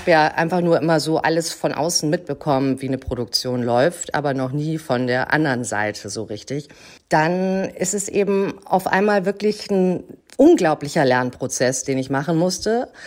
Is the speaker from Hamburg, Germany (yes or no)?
yes; Hamburg, Germany; Ich bin Schauspielerin, ich komme aus Hamburg und ich habe angefangen zu Schauspielern mit 17.